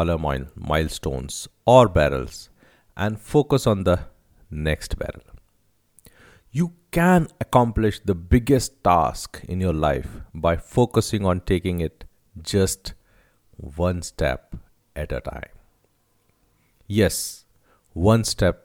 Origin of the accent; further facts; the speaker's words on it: Rajasthan, India; I'm from Rajasthan